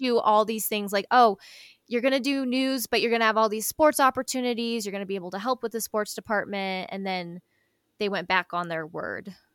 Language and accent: English; Colorado, United States; moved away as an adult; I'm from Colorado, so we were far away from home